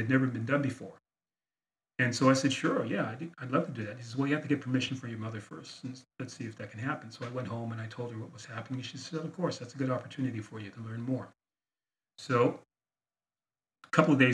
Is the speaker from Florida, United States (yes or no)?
no; San Diego, California, United States; also born or lived in Philadelphia, Pennsylvania; I grew up in San Diego, California.